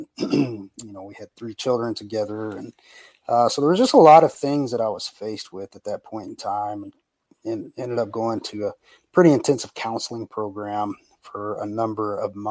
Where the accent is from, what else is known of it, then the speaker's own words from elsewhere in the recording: Brownwood, Texas, United States; also born or lived in North Carolina / Austin, Texas; I was born and raised in Texas. A little town called Brownwood is to be exact, where I was raised.